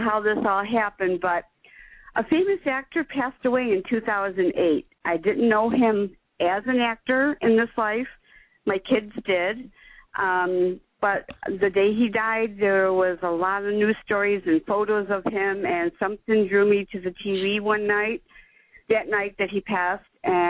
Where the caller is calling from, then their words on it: Chicago, Illinois, United States; Chicago, Illinois.